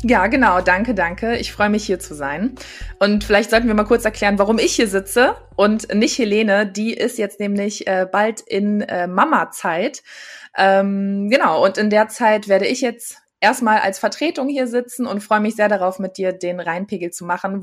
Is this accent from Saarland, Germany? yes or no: no; Düsseldorf, North Rhine-Westphalia, Germany; als gebürtige Düsseldorferin